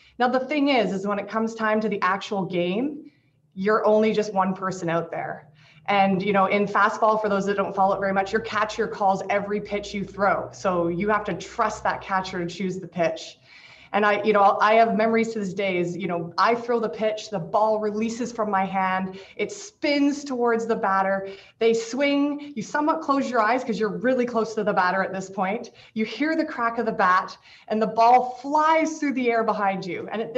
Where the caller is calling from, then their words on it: Victoria, British Columbia, Canada; I want to start by acknowledging I'm speaking today from the Lekwungen Traditional Territory, homeland of the Songhees and Esquimalt First Nations, over in sunny, beautiful Victoria.